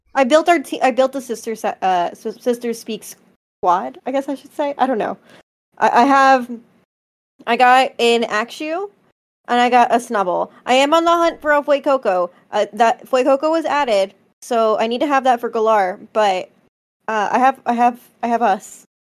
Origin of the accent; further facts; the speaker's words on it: Philadelphia, Pennsylvania, United States; I'm from Philly